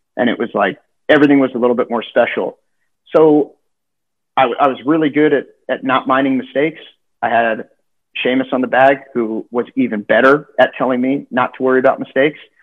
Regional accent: Southern California, United States; growing up in Southern California, I, I understand Spanish better

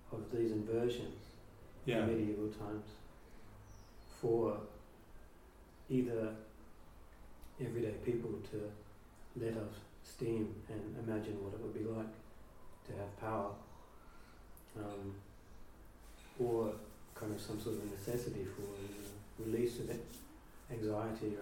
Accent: New Zealand; moved away; growing up in New Zealand

